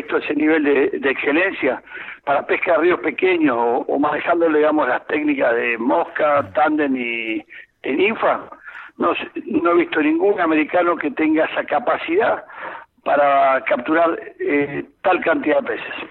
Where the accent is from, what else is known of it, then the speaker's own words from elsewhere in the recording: Mendoza, Argentina; mi tierra, la provincia de Mendoza